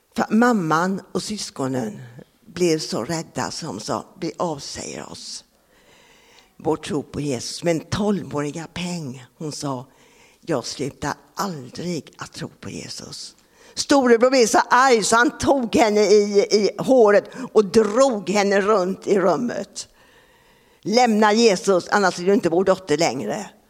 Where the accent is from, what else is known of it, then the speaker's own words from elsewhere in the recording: Sweden; also born or lived in Japan / Laos; jag kommer från Grobo